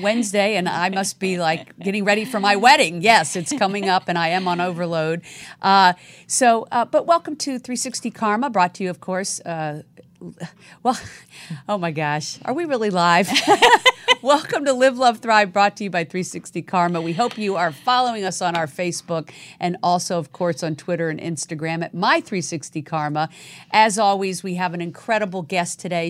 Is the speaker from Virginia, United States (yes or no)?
yes; Virginia, United States; now in Los Angeles, United States; I was, uh, actually born in the South also, in Virginia.